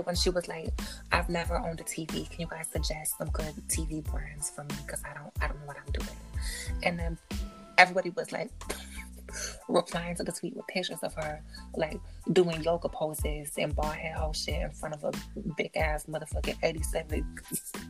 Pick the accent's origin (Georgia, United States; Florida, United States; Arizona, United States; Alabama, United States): Florida, United States; Miami; I'm from Miami.